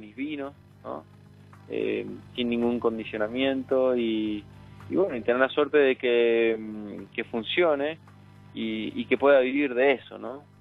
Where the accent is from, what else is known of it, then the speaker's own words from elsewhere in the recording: Cafayate, Salta, Argentina; crecí, me crié en Echar, me crié en Cafayate